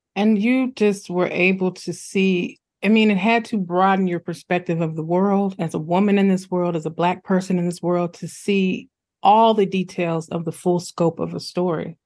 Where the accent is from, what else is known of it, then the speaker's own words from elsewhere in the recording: Midwest, United States; I'm a Midwesterner